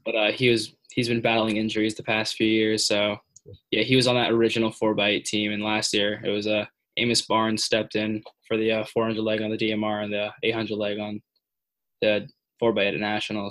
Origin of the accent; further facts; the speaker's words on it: New Jersey, United States; I'm from New Jersey